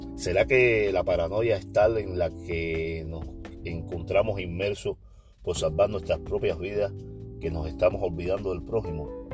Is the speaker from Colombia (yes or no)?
no; Cuba; now in Oakland, United States; Yo solo soy un cubano que conversa